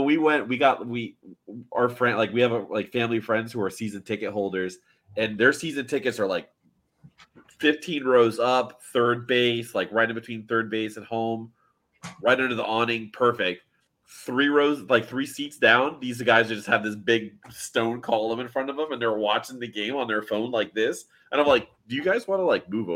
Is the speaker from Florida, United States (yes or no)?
yes; Miami, Florida, United States; I grew up in the Miami area